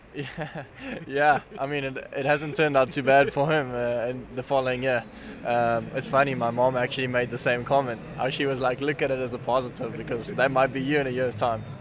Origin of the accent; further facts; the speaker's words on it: South Africa; as a South African